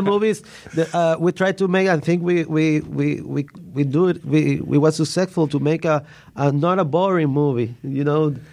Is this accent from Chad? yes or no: no; Puerto Rico; I live all my life in Puerto Rico